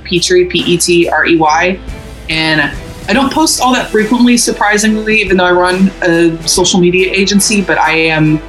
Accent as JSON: {"language": "English", "town": "Louisville", "region": "Kentucky", "country": "United States", "said": "I'm from Louisville, Kentucky, not exactly a music industry mecca"}